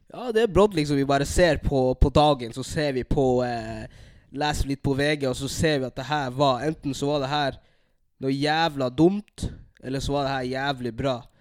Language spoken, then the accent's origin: Norwegian; Narvik, Nordland, Norway; accent: nordlending dialect; moved away as an adult; also born or lived in Bodø / Burundi (ancestry); now in Halden, Norway; jeg er født i Bodø. Bodde her i to år. Så jeg oppvoksa i, nei, i Narvik, der jeg bodde i 13 år.